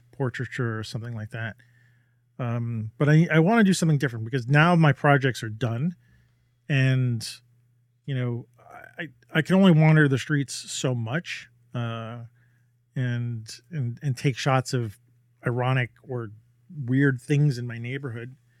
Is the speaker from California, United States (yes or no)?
no; New York City, New York, United States; I'm a New Yorker